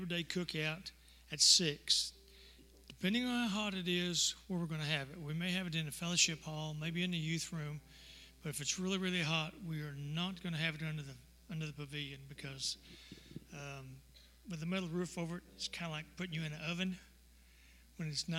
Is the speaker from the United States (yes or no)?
yes; Texas, United States; I'm a Texan